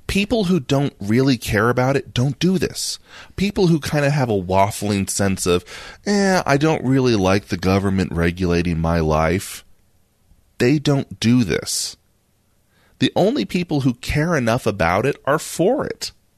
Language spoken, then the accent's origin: English; United States; we're American